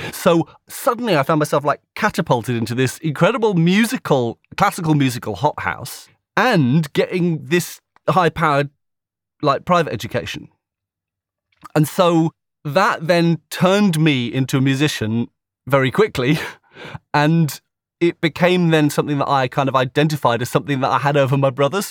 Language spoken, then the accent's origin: English; a village between Slough and Maidenhead, South East England, United Kingdom; I grew up in a little village not far from there between Slough and Maidenhead